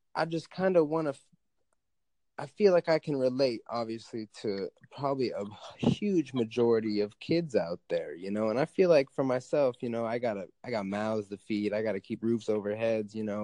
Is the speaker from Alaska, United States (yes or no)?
yes; Alaska, United States; I live in Alaska. I grew up in Alaska.